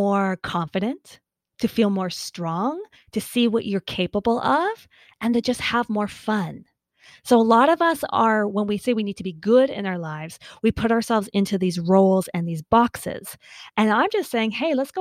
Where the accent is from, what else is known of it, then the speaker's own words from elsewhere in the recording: Canada; I'm Canadian.